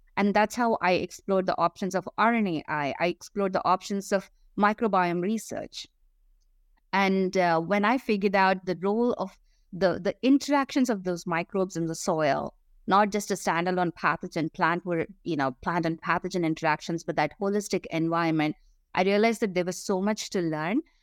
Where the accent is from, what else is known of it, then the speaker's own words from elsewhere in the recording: India; moved away as an adult; I grew up in India